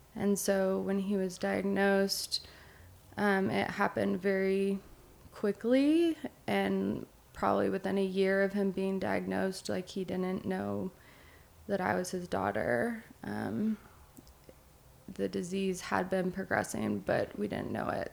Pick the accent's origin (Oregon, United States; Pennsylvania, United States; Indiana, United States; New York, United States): Oregon, United States; Eugene; now in Bend, United States; I grew up in Eugene, Oregon